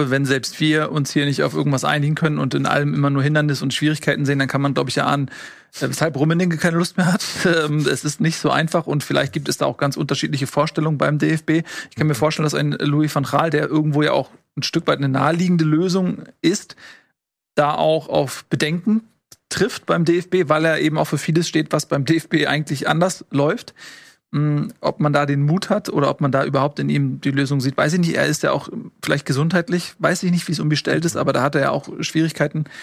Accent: Hamburg, Germany; als Hamburger

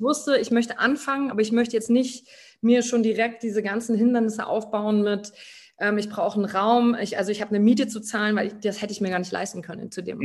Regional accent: Germany; moved away as an adult; in meinem Heimatort

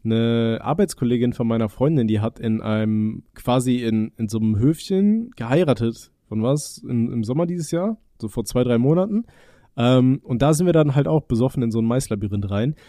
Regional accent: Aachen, North Rhine-Westphalia, Germany; ich komme ja gebürtig aus Aachen

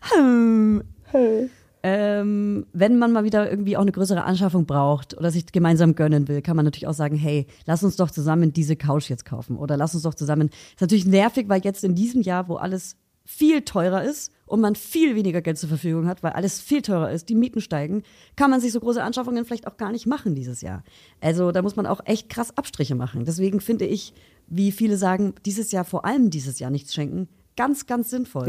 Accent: United States; now in Berlin, Germany; bei uns in Amerika

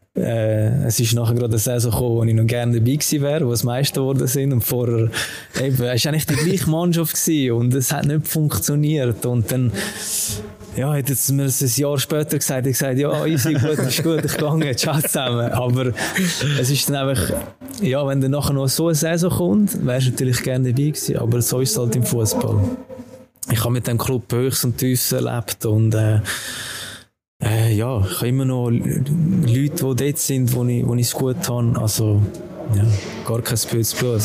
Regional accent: Urdorf, Zurich, Switzerland; zum FC Urdorf wechseln, zu meinem äh, Jugendclub, meinem Dorfclub, also wo ich aufgewachsen bin

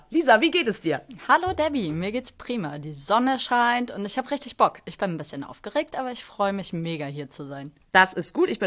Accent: Mecklenburg-Vorpommern, Germany; now in Hamburg, Germany; tatsächlich so richtig zu St. Pauli gekommen bin ich erst, als ich nach Hamburg gezogen bin. Also ich bin ursprünglich aus MacPom und da war St. Pauli, St. Pauli auch einfach ein Begriff.

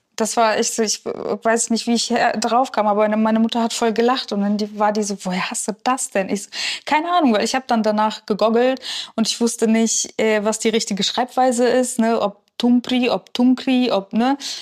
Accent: Kachiry, Pavlodar Region, Kazakhstan; now in Germany; Ich bin am Fluss aufgewachsen

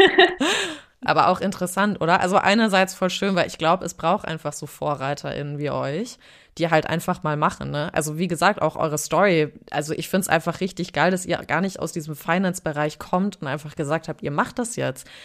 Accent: Frankfurt, Hesse, Germany; ich bin in Frankfurt im Taunus aufgewachsen

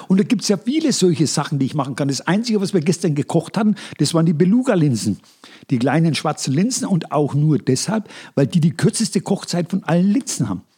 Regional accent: Upper Franconia, Bavaria, Germany; accent: Upper Franconian; Unsere Dialekte unterscheiden sich nur gering. Du bist Mittelfranke, ich bin Oberfranke.

